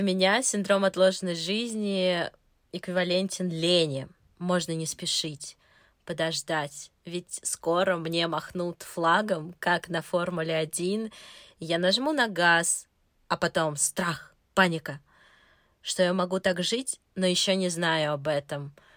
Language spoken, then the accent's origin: Russian; Moscow, Russia; мне 30 лет, я из Москвы